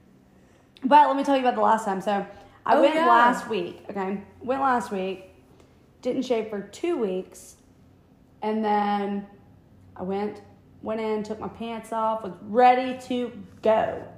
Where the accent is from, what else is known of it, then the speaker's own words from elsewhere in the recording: South Carolina, United States; We're from South Carolina